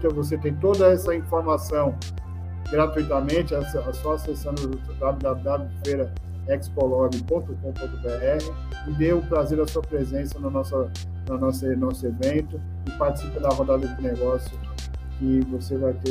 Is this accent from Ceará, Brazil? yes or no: yes; Ceará, Brazil; a gente, é, nós que estamos aí no Porto Pecém desde o seu início, desde 2002, a gente só se, é, como cearense, a gente tem muita honra de falar do Porto Pecém e, e, e o Estado do Ceará está no momento aí de crescimento